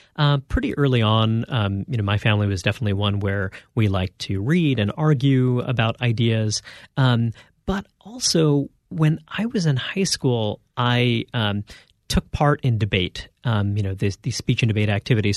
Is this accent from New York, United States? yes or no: yes; New York City, New York, United States; I grew up in Brooklyn, New York